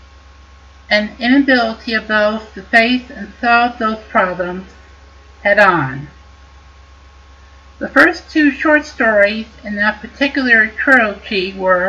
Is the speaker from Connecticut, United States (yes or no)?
yes; Connecticut, United States; my home state of Connecticut